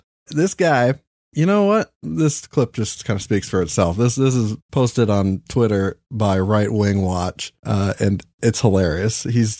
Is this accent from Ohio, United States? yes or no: no; New Hampshire, United States; This is nothing to me. I grew up in New Hampshire.